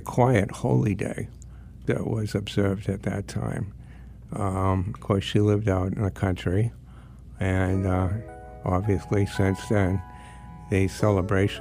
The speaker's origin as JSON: {"language": "English", "town": "Cambridge", "region": "Massachusetts", "country": "United States", "tie": "born or raised there", "moved": "yes", "lives_now": "Washington, D.C., United States", "said": "I was born in Boston, Cambridge."}